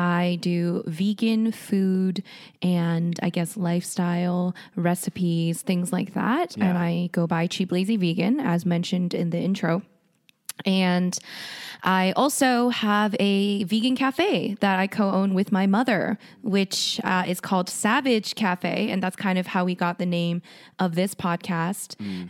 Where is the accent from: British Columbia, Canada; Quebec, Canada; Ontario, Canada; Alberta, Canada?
Alberta, Canada; Calgary; also born or lived in South Korea; So basically, I was born in South Korea, mm-hmm. and I moved to Calgary when I was 8. And I pretty much lived mostly in Calgary for most of my life